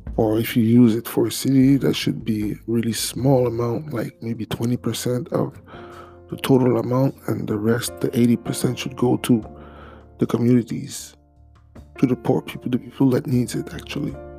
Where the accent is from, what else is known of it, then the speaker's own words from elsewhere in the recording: Montreal, Quebec, Canada; first language French; English is a second language; also born or lived in Haiti (ancestry); I'm Canadian from Haitian descent